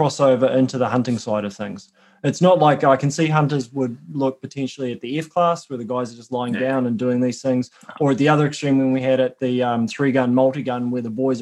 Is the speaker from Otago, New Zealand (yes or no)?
no; Auckland, New Zealand; I'm from Auckland.